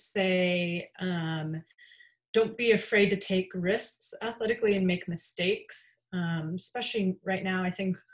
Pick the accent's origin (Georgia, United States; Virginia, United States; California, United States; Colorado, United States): Colorado, United States; moved away as an adult; I'm from Colorado